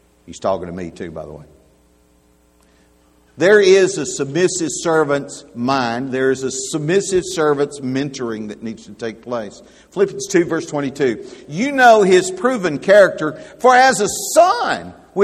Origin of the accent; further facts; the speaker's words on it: Alabama, United States; I'm from Alabama.